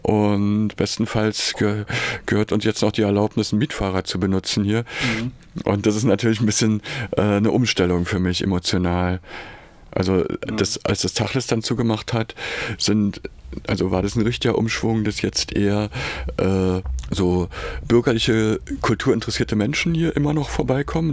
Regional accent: Berlin, Germany; born or raised there; also born or lived in Weimar / Dessau

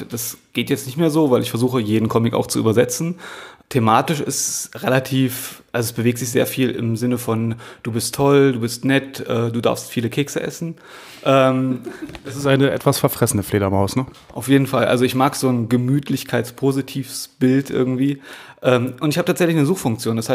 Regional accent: Halle, Saxony-Anhalt, Germany; also born or lived in Magdeburg / Stuttgart; now in Berlin, Germany; Ich komme eigentlich aus Halle, habe in Magdeburg studiert, habe in Stuttgart gearbeitet, war in Tuttlingen eine Zeit lang, dann in Nürnberg

